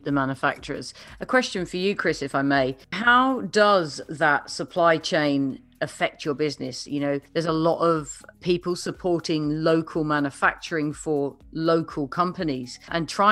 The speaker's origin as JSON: {"language": "English", "country": "United Kingdom", "moved": "as an adult", "lives_now": "United States", "said": "as a Brit, when I first arrived here"}